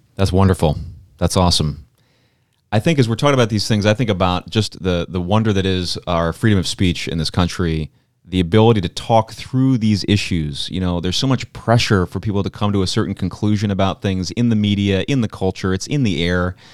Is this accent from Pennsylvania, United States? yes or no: yes; Pennsylvania, United States; I'm from Pennsylvania